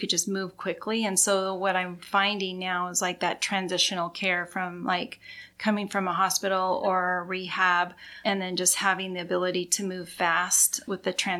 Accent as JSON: {"language": "English", "region": "Idaho", "country": "United States", "tie": "born or raised there", "also_born_or_lived": "Seattle, Washington / Maui, Hawaii / Bellevue, Washington", "moved": "as an adult", "said": "I grew up in Idaho"}